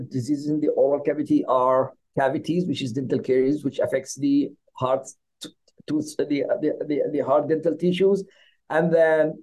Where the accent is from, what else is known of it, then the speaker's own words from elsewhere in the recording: Yemen; moved away as an adult; also born or lived in Norway / Middle East; now in Philadelphia, United States; I got trained as a dentist in my home country, that's Yemen